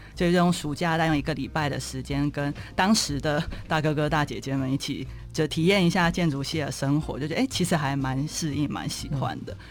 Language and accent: Chinese; Zhudong, Hsinchu County, Taiwan; 我从小就是在新竹县竹东镇，也是典型的嗯。乡下环境嗯。长大的。那比较特别是，就是因为我爸爸是那种乡下教会的牧师这样